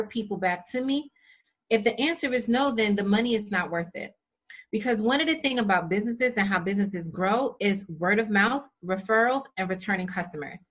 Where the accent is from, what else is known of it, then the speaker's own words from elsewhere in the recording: New York, United States; I'm from New York